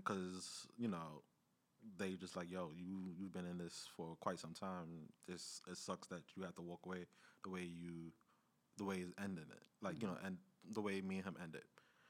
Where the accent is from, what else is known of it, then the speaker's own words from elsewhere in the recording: Queens, New York, United States; We come from Queens.